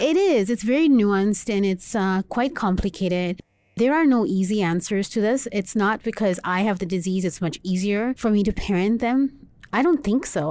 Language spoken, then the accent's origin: English; Dubai, United Arab Emirates; I was born and raised in Dubai. in the Middle East